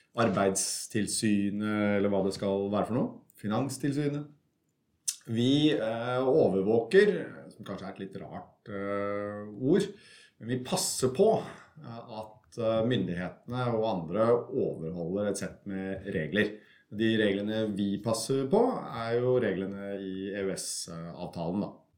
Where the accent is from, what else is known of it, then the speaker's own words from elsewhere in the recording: Kongsberg, Buskerud, Norway; moved away as an adult; also born or lived in Germany; now in Belgium; jeg kommer fra, fra Norge. Som, som, alle kan høre, så kommer jeg fra Østlandet et sted. Eh, nærmere bestemt en liten by som heter eh, Kongsberg, som er en snau time utenfor Oslo